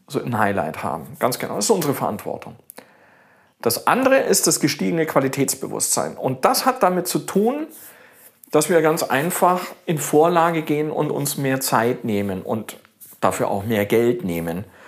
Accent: Augsburg, Bavaria, Germany; also born or lived in Australia; In Augsburg, in meiner Heimatstadt

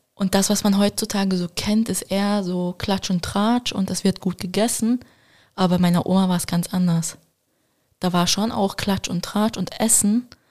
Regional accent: Switzerland; Ich bin in der Schweiz aufgewachsen, aber man könnte meinen, meine Kindheit war in Deutschland

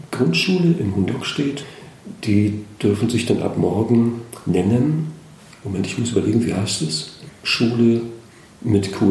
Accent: Schleswig-Holstein, Germany; Gewohnt habe ich immer in Schleswig-Holstein, ja. Geboren in Gelenkhusen, also hier

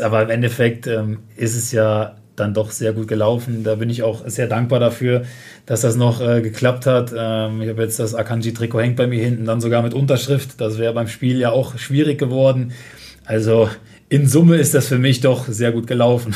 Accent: Westerwald, Rhineland-Palatinate, Germany; ich komme aus dem Westerwald, also aus dem nördlichsten Teil von Rheinland-Pfalz

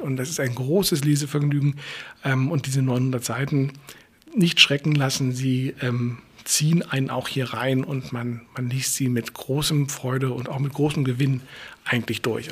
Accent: Berlin, Germany; als Berliner ist man ja eh schon so drauf

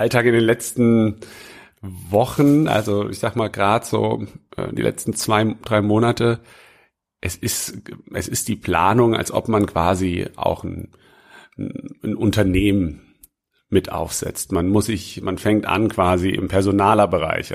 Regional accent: Obertshausen, Hesse, Germany; in meiner Heimatstadt, wo ich aufgewachsen bin, in Oberzhausen, das ist, ich sage immer, ist in der Nähe von Frankfurt, aber eigentlich ist es direkt neben Offenbach

